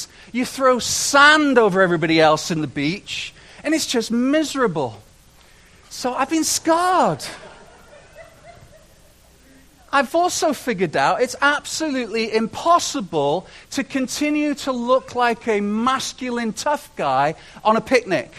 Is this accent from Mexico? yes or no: no; United Kingdom; moved away as an adult; now in Canada; I spent the first 30 years of my life in Britain, in Great Britain, and it was a joy. I love being British. I'm Canadian as well now